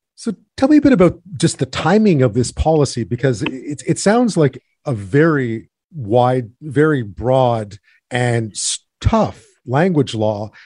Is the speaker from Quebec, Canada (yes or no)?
yes; Montreal, Quebec, Canada; I grew up in Montreal